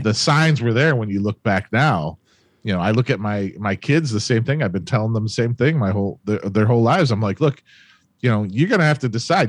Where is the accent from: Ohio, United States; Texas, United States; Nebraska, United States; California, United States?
Ohio, United States; Cleveland; Born and raised Cleveland, Ohio